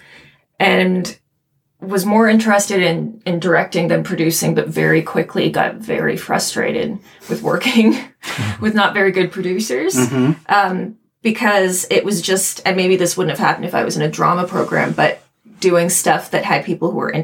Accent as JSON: {"language": "English", "town": "Kitchener", "region": "Ontario", "country": "Canada", "tie": "born or raised there", "moved": "as an adult", "lives_now": "Toronto, Canada", "said": "I grew up in Kitchener-Waterloo"}